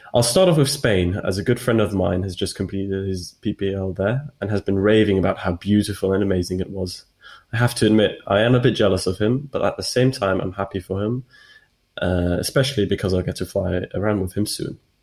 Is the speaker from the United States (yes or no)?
no; Switzerland; my home country, Switzerland